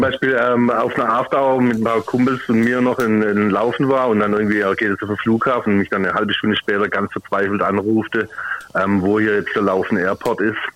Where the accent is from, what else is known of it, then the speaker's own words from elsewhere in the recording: Heilbronn, Baden-Württemberg, Germany; aus Heilbronn